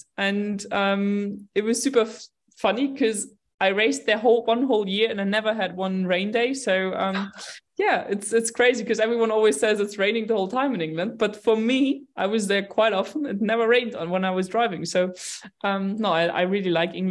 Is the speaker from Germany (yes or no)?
yes; Munich, Bavaria, Germany; I grew up in Munich. I was born here. I grew up here